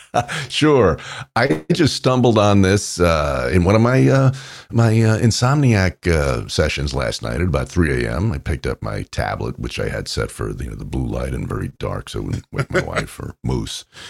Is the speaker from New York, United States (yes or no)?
yes; New York, United States; I grew up in New York